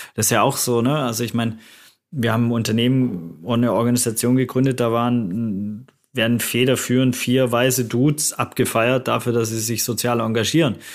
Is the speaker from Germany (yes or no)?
yes; Germany